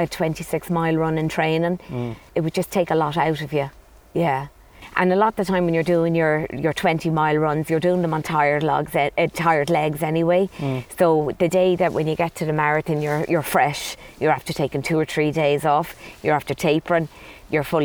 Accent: Dublin, Leinster, Ireland; moved away as an adult; now in Clonmel, Ireland; Originally from Dublin

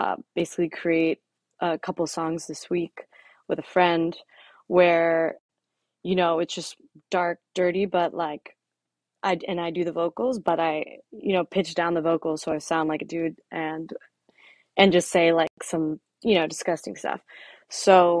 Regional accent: Florida, United States; moved away as an adult; also born or lived in San Francisco; now in Miami, United States; I grew up in Florida, but now I'm back and forth between Florida and here in San Francisco.

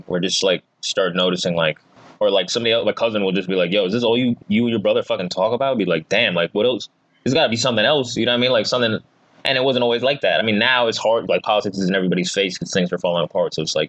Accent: New Jersey, United States; now in New York, United States; Like, I came from Jersey to New York

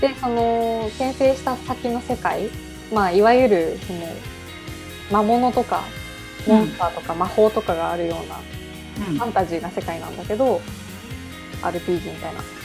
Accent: Japan; 私たちの地元に近くて広島

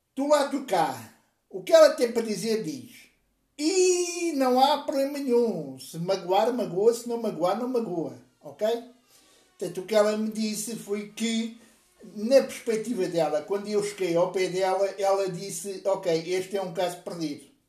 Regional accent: Portugal; also born or lived in Lisbon; eu sou português, eu vivo em Portugal, vivo na bonita cidade de Lisboa

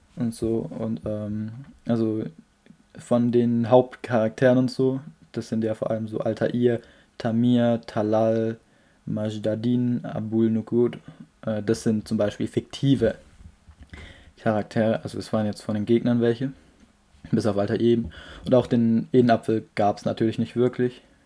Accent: Germany; wo ich herkomme, habe ich so Deutschland geschrieben

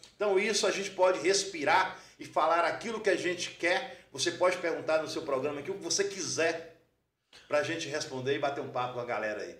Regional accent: Teófilo Otoni, Minas Gerais, Brazil; also born or lived in Buenos Aires, Argentina; eu fui criado é, é em, em, na Bela Vista.

